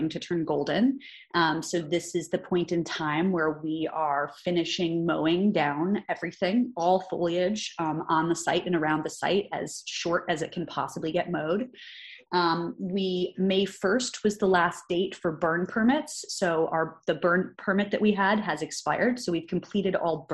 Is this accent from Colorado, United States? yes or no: no; Chicago, Illinois, United States; also born or lived in New York; now in California, United States; I'm originally from Chicago, lived in New York for over a decade